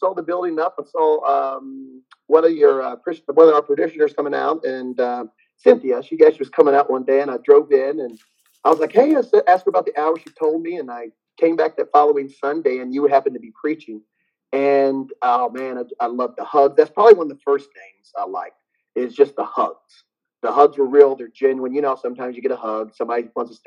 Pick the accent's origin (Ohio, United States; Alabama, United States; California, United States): Ohio, United States; moved away as an adult; also born or lived in Virginia; I'm originally from Ohio, but I moved from Ohio to Virginia Marine Corps, moved back to Ohio